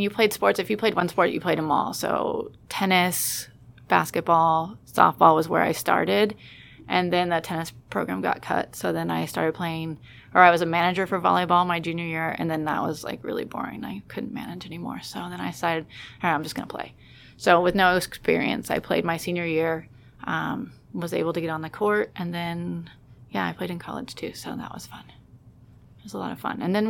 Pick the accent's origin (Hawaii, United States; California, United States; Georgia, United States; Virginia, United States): California, United States; Ferndale; moved away; I grew up in Humboldt County in Ferndale, which is a little tiny town 5.5 hours north of San Francisco